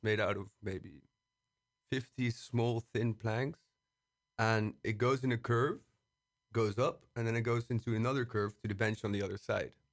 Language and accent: English; Brussels, Brussels-Capital Region, Belgium; moved away as an adult; now in Amsterdam, Netherlands; I'm from Brussels. Uh, I've started living here in Amsterdam for, uh, la-, last year, actually